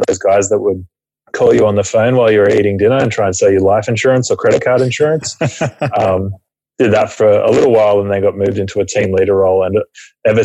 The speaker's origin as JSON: {"language": "English", "town": "Camden", "region": "New South Wales", "country": "Australia", "said": "Originally from Australia, a town about an hour southwest of Sydney called Camden"}